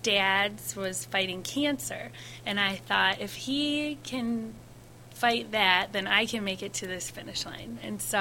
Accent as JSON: {"language": "English", "town": "Kalamazoo", "region": "Michigan", "country": "United States", "said": "I'm from Kalamazoo, and they had the first ever Kalamazoo marathon. So I had to do it because it went right by my parents' house."}